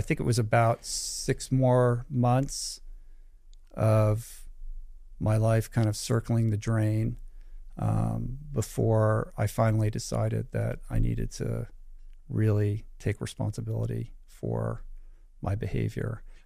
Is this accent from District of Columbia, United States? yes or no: yes; Washington, District of Columbia, United States; moved away as an adult; also born or lived in California; I grew up in Washington, D C, so traveled three thousand miles away to go to school